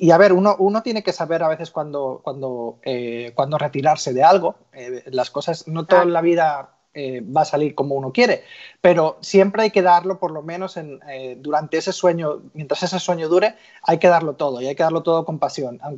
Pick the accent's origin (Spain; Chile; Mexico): Spain; Barcelona, Catalonia; moved away as an adult; now in United States; como pueden escuchar un poquito por mi acento, aunque ya está un poquito más, más diluido, soy español, nacido en, en Barcelona y vine a Estados Unidos hace como 20 años como futbolista